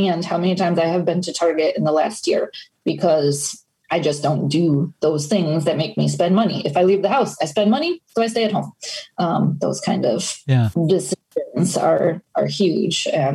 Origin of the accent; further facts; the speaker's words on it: Wisconsin, United States; moved away as an adult; also born or lived in Florida; I'm just from Wisconsin.